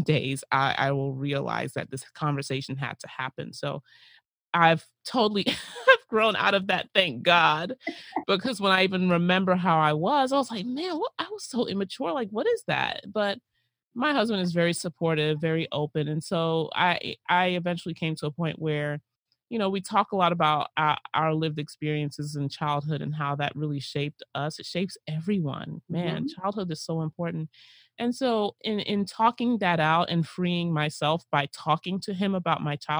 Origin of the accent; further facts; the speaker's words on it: United States; our lives in the United States